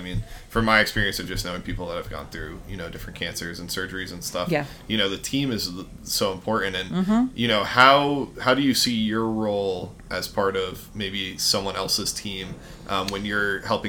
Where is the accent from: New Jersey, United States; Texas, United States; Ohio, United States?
New Jersey, United States; now in Fort Worth, United States; I'm from New Jersey originally